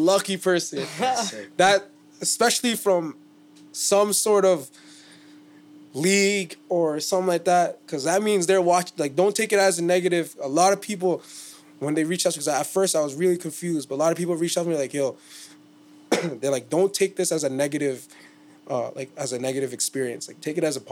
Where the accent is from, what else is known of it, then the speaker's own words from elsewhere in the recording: Toronto, Ontario, Canada; we're from Toronto